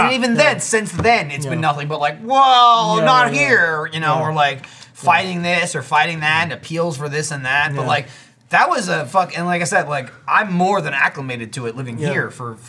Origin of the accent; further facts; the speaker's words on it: New Jersey, United States; because I grew up in New Jersey, and like I was born in 87, so you know, I grew up mostly in the 90s.